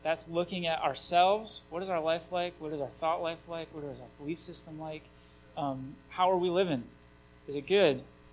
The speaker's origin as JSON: {"language": "English", "town": "Vicksburg", "region": "Michigan", "country": "United States", "tie": "born or raised there", "said": "I grew up in Vicksburg, just that way a little bit."}